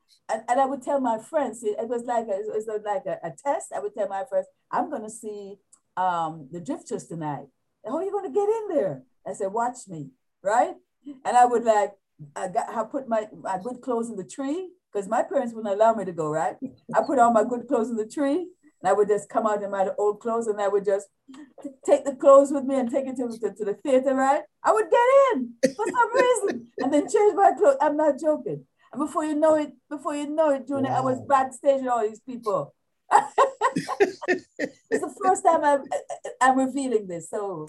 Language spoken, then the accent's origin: English; Kingston, Saint Andrew Parish, Jamaica; Yes, yes. St. Andrews, Red Hills, huh? Up there, Upper Kirkland.